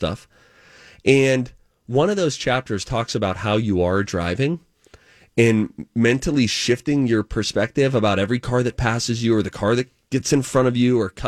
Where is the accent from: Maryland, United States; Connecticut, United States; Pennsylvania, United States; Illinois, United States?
Pennsylvania, United States; Pittsburgh; moved away; the Pittsburgh Steelers, my hometown team from growing up